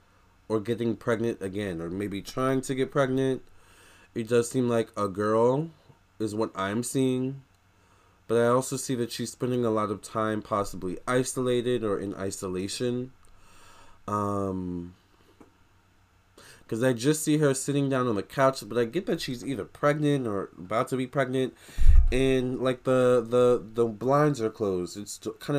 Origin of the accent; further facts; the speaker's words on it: United States; I'm American